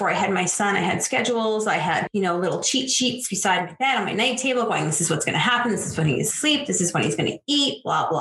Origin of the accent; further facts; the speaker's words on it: just outside of Toronto, Ontario, Canada; moved away as an adult; also born or lived in western Canada; I'm from Ontario, just outside of Toronto. I live here now. I was born and raised here.